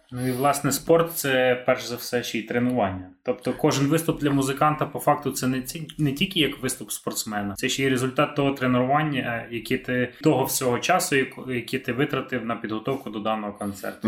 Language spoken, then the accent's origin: Ukrainian; Carpathians, Chernivtsi Oblast, Ukraine; А я ж виріс в Карпатах. Я ж з Чернівецької області, я ці гори облазив в дитинстві